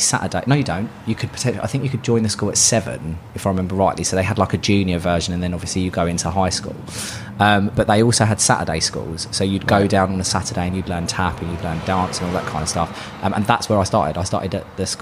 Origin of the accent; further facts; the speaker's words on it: London, United Kingdom; South London. So I was brought up in Brixton.